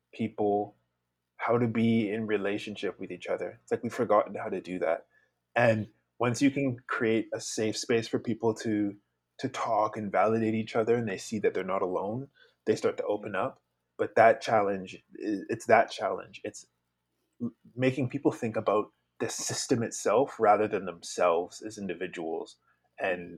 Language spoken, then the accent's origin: English; Victoria, British Columbia, Canada; also born or lived in Savannah, Georgia, United States; I'm originally from Savannah, Georgia, but I've grown up on the traditional territories of Lekwungen speaking people, known as Victoria.